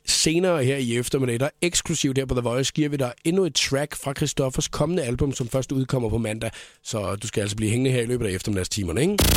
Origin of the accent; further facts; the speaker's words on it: Denmark; vi danskere